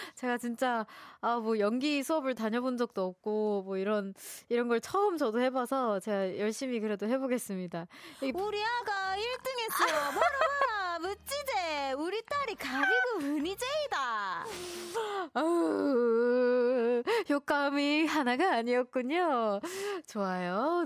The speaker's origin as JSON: {"language": "Korean", "region": "Seoul", "country": "South Korea", "tie": "born or raised there", "also_born_or_lived": "Daejeon", "said": "저는 서울에서 태어났습니다"}